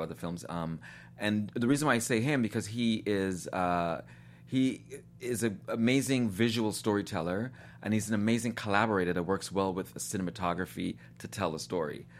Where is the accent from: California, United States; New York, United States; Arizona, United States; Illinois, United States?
New York, United States; New York City; moved away as an adult; also born or lived in Guyana / Tennessee; I was born in Guyana in South America, um, and my family immigrated to New York when I was seven years old.